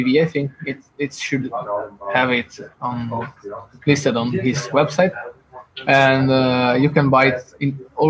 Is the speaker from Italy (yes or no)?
yes; Italy; now in Lithuania; I'm originally from Italy. I moved to Lithuania.